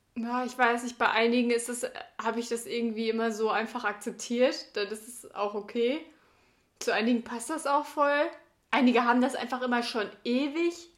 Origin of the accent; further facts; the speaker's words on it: Sauerland, North Rhine-Westphalia, Germany; bei uns im Sauerland